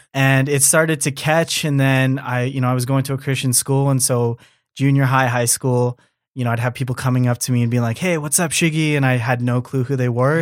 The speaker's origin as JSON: {"language": "English", "country": "Canada", "tie": "born or raised there", "said": "born and raised in Canada, but being Japanese"}